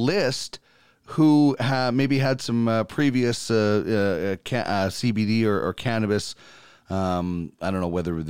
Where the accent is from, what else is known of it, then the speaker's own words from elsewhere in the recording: Manitoba, Canada; now in Alberta, Canada; I'm from Manitoba